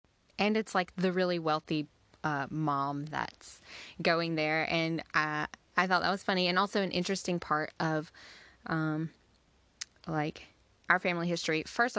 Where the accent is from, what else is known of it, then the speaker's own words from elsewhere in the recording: Georgia, United States; So we are from Georgia.